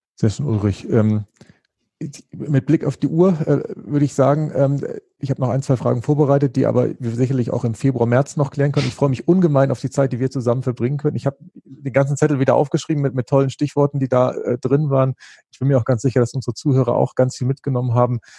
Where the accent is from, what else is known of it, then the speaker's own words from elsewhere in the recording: Northern Germany, Germany; Ich bin ja als, als Norddeutscher